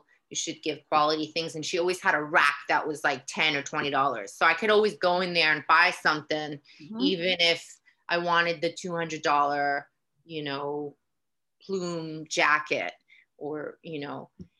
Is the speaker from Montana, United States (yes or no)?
no; Queens, New York, United States; I grew up in Queens, less than a mile and a half from where she's from. I went to high school two blocks from Queensbridge Housing Projects.